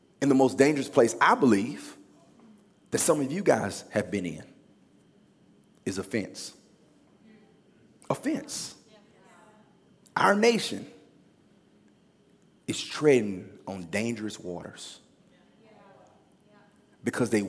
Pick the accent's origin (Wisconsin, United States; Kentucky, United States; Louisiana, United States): Louisiana, United States; moved away; also born or lived in Los Angeles, California; I'm from Louisiana.